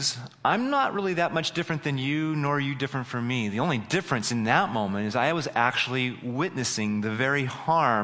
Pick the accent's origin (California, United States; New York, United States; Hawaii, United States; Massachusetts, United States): California, United States; Humboldt County; now in San Jose, United States; I grew up in Humboldt County, so not too far away. But, you know, I eventually moved to San Jose